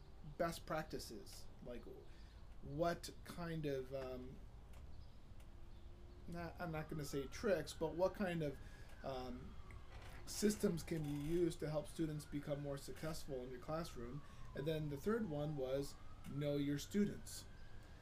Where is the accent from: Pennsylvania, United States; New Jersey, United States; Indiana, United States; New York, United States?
Indiana, United States; Dunlap; I grew up in the area known as Dunlap